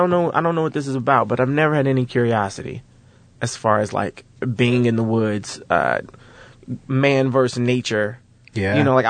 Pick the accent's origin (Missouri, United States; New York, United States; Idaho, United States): Missouri, United States; Kansas City; I grew up in Kansas City.